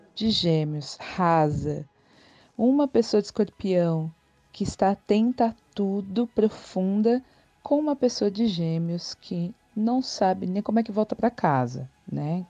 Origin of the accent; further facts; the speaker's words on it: São Paulo, Brazil; eu sou de São Paulo